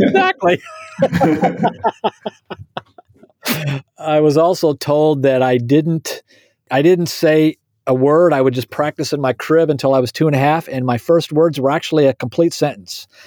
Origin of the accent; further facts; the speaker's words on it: Indiana, United States; I am a Hoosier. I was born and raised in Indiana.